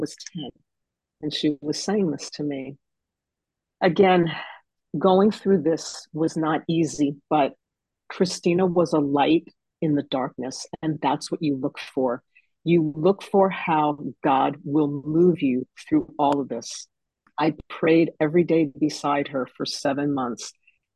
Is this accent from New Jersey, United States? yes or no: yes; Fort Lee, New Jersey, United States; I grew up in Fort Lee, New Jersey, right across from New York City